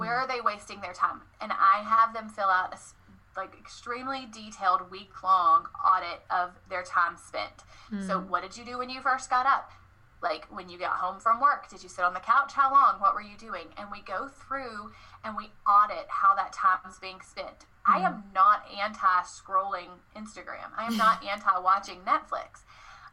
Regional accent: the South, United States; I'm from the South, y'all

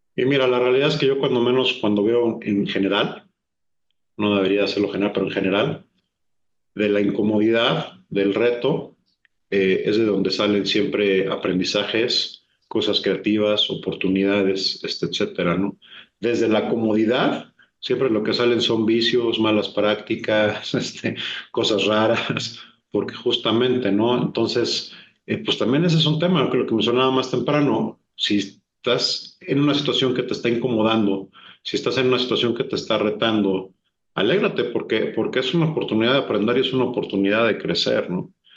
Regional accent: Mexico; moved away as an adult; also born or lived in Brazil; me costó más trabajo adaptarme de regreso a México que lo que me costó llegar a Brasil siendo mexicano y habiendo vivido la mayor parte de mi vida.

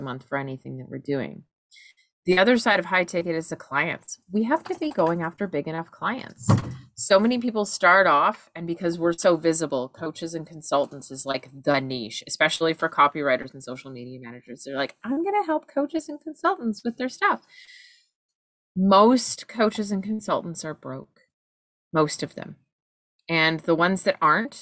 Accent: Canada; As a Canadian

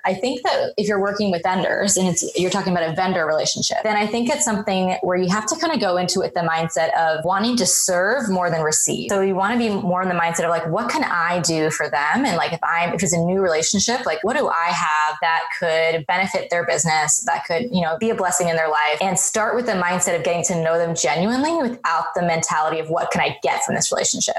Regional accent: Colorado, United States; moved away as an adult; now in Seattle, United States; I'm come from Colorado. Was born and raised. Well, actually, I was born overseas and then grew up in in Colorado.

